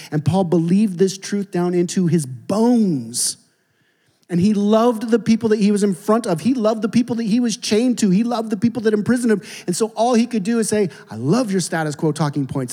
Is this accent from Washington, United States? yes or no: yes; Seattle, Washington, United States; I'm from Seattle